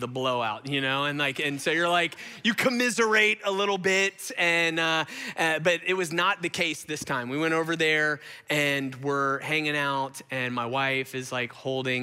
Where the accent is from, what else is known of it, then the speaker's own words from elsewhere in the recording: Gwinnett, Georgia, United States; I grew up in Gwinnett.